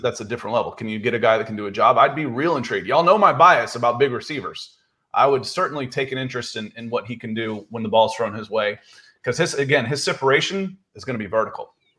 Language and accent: English; the South, United States; moved away as an adult; also born or lived in California; I'm from the South